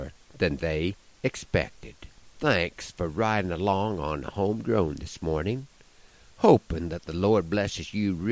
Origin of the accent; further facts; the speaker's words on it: Nebraska, United States; my home state of Nebraska